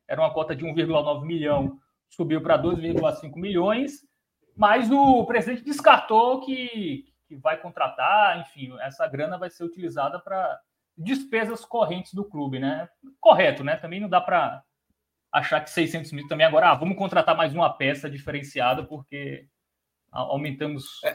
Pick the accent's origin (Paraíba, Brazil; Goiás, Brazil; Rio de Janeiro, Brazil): Paraíba, Brazil; João Pessoa; Eu sou de João Pessoa, Paraíba